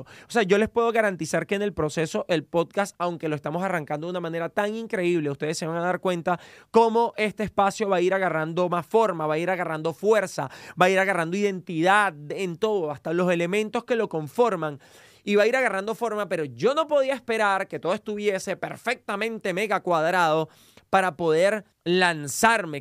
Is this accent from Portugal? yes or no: no; Venezuela; moved away as an adult; now in United States; soy venezolano, estudié comunicación en Venezuela